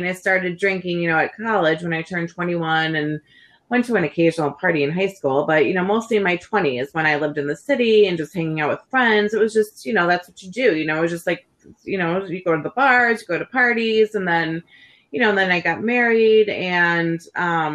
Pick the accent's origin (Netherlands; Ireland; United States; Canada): United States; Schaumburg, Illinois; So I grew up in Schaumburg.